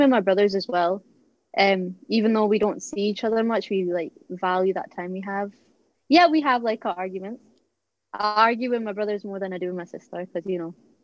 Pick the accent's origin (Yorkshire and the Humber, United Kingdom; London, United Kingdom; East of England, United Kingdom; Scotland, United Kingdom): Scotland, United Kingdom; Annan; accent: Scottish; moved away; I'm from Annan. It's on the borders of Scotland and England. So yeah, that's why my accent's a bit weird. It's not like thick Scottish accent